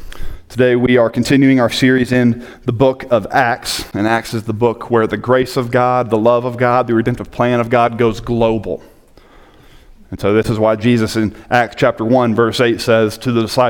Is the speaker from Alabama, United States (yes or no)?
yes; Hoover, Alabama, United States; moved away as an adult; now in Colorado, United States; that I'm from Birmingham, Alabama. And the truth is, I'm not actually from Birmingham. I am from a suburb of Birmingham called Hoover, Alabama.